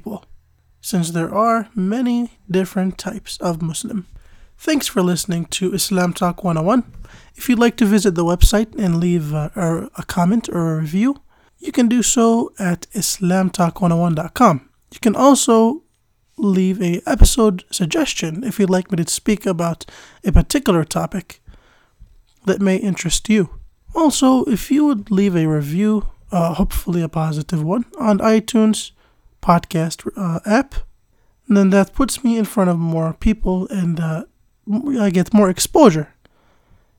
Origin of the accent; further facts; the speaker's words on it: United States; also born or lived in Jordan; I was born in the United States and lived here for the majority of my life.